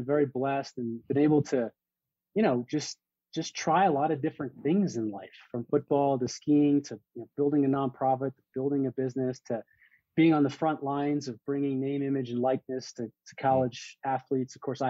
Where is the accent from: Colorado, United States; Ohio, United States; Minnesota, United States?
Colorado, United States; Loveland; also born or lived in East Coast; I'm from Loveland, Colorado, born and raised. It's northern Colorado, kind of outside of Boulder.